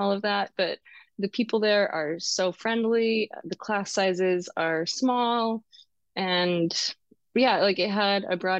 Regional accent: Eastern Washington, United States; I grew up in Eastern Washington

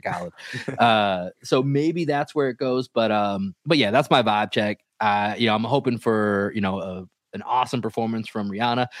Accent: Boston, Massachusetts, United States; growing up in Boston

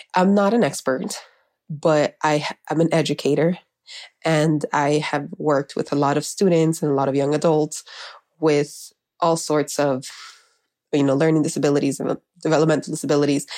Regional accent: Miami, Florida, United States; also born or lived in Honduras; I was raised in Miami

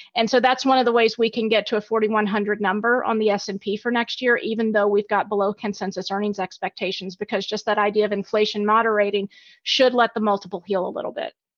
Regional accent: Alabama, United States; moved away as an adult; also born or lived in Virginia; I grew up in Alabama

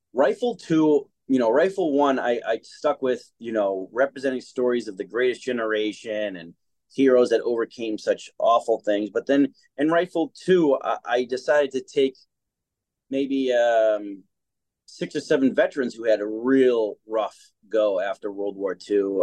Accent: Boston, Massachusetts, United States; I was born here in Boston, Mass, and I had a great upbringing

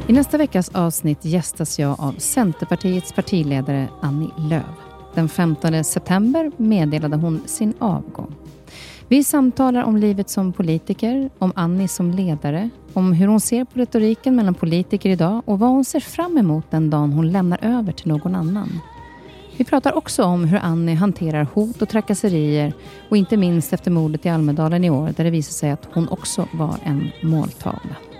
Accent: Norway; moved away; jag som är från Norge som inte har sett typ mer än Oslo. Jag är född i Norge.

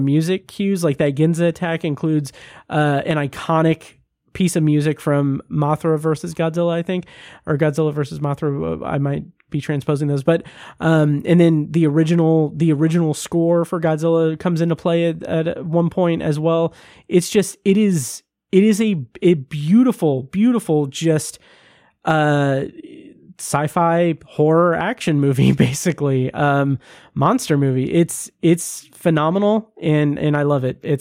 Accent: United States; I'm American

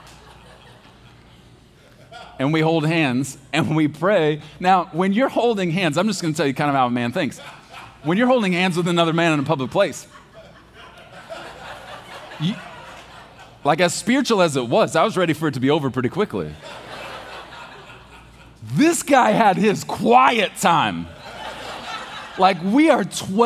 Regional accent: Texas, United States; I was born in Texas. Like, we eat red meat with our cereal in the morning.

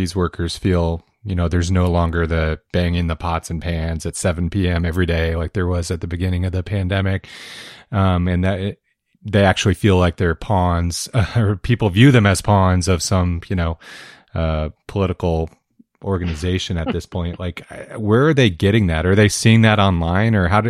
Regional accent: Medford, Oregon, United States; born or raised there

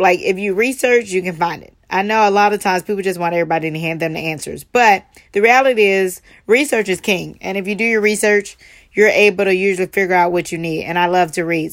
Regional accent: Charleston, United States; growing up in Charleston

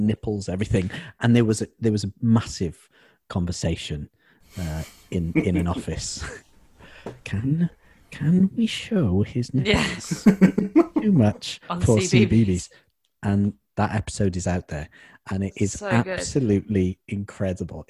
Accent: Cardiff, Wales, United Kingdom; We're both from Cardiff. Everyone knows each other in Cardiff

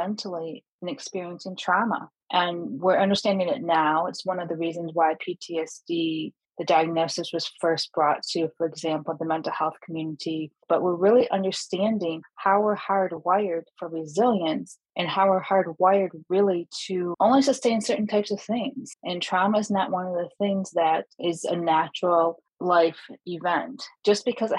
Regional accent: Michigan, United States; my home state of Michigan in Metro Detroit

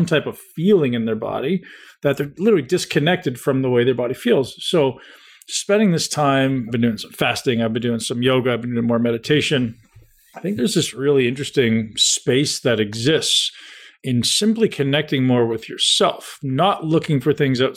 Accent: Toronto, Ontario, Canada; also born or lived in London, Ontario; I grew up in Toronto, which is only 2 hours down the road, completely different.

